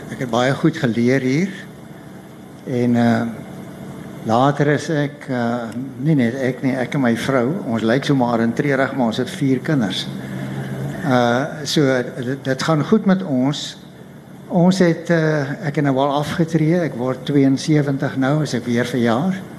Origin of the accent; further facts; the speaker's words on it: Paarl, Western Cape, South Africa; also born or lived in Stellenbosch; ek kom van die Parel af, ek het daar groot geword.